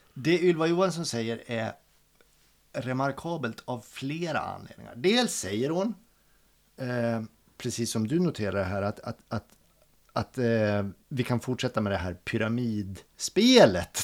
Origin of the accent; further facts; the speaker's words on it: Hjortnäs, Dalarna County, Sweden; now in Stockholm, Sweden; Min äh... brygga hemma i Hjortnäs